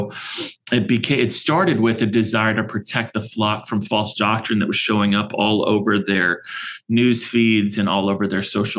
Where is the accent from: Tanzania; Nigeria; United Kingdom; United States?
United States; California; now in Arizona, United States; and we live here in Arizona. We're transplants from California, so don't hold that against us